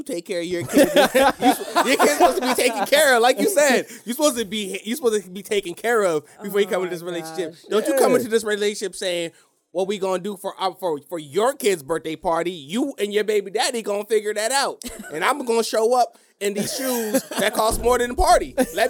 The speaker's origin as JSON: {"language": "English", "country": "United States", "tie": "born or raised there", "said": "I was born in America."}